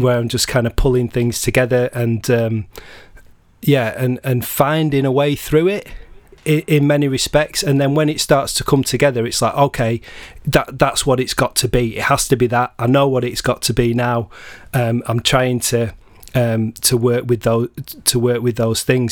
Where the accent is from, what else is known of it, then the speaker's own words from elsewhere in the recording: Blackburn, North West England, United Kingdom; I'm from Blackburn, uh, originally in, in Lancashire.